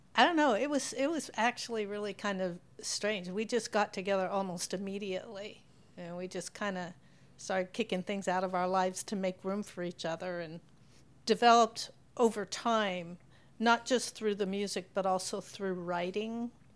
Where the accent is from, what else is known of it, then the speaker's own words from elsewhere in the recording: Pacific Northwest, United States; I was from the West Coast, Pacific Northwest.